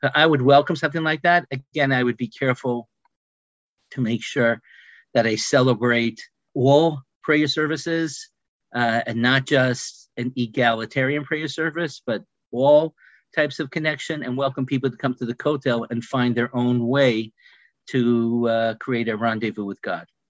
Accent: Mount Clemens, Michigan, United States; I was born in Mount Clemens, Michigan

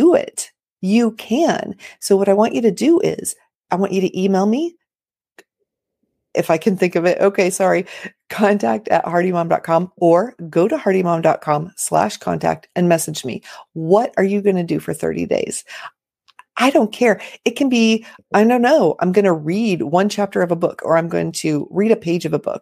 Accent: Los Angeles, California, United States; moved away as an adult; now in Florida, United States; I was raised in Los Angeles

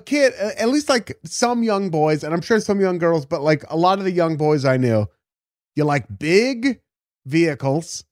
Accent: United States; I'm saying this as an American

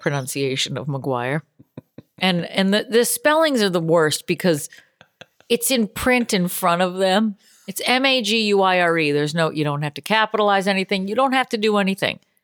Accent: Boston, Massachusetts, United States; moved away; I'm from Boston originally.

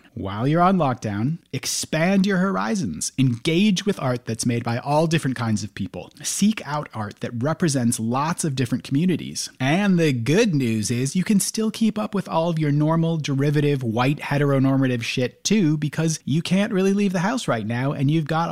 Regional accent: United States; I grew up in the States

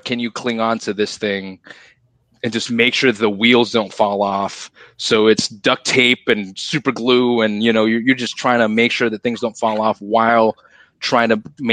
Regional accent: Singapore; I'm Singaporean, so in Singapore you have to serve your country.

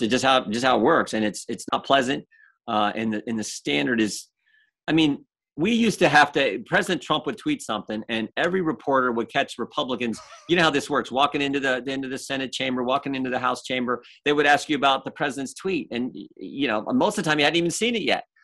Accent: Ohio, United States; I grew up in the seventies, even though I'm from Ohio, Browns, Bengals territory

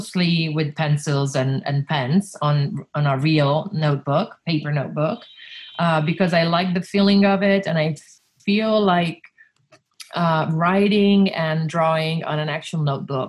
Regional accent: Milan, Lombardy, Italy; also born or lived in Reggio Emilia, Italy; I was born in Reggio Emilia and I left when I was 6 years old to move to Milan with my parents.

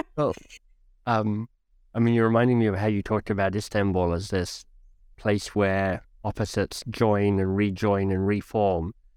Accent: Australia; also born or lived in United Kingdom / United States; now in Canada; I left my home country of Australia, detoured through the U K and the U S, and landed in Canada

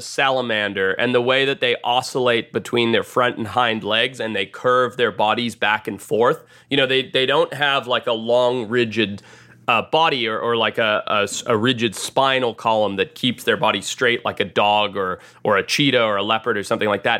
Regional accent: Zimbabwe; I grew up in Zimbabwe in Southern Africa

